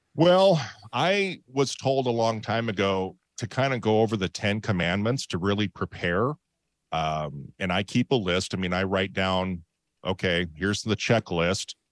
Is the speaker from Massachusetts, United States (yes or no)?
no; Montana, United States; now in Boise, Idaho, United States; I grew up in Montana